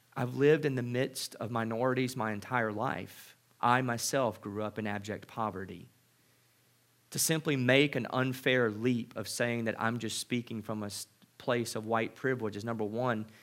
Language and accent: English; Mississippi, United States; I grew up in Mississippi.